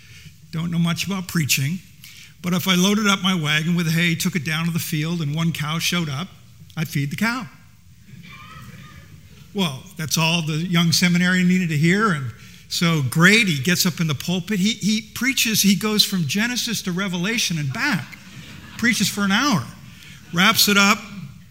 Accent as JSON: {"language": "English", "region": "New Jersey", "country": "United States", "said": "I'm from New Jersey"}